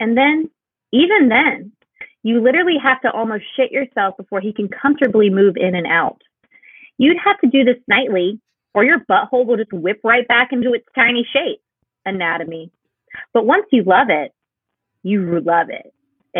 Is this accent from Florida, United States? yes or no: yes; Florida, United States; I grew up in Florida